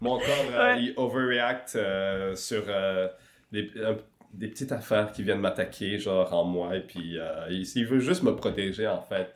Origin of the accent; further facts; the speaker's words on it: Quebec City, Quebec, Canada; also born or lived in Rwanda / Kenya / Montreal; on s'est retrouvé à Québec. Et euh, notamment euh, à Limoilou, au fin fond de Limoilou, à Mézeray, euh, dans le plus grand complexe HLM du, de Québec, le deuxième du Québec, je pense, il me semble. Et puis, c'est ça, j'ai passé une dizaine d'années là-bas. Et pendant cette dizaine d'années, ben, j'étais un enfant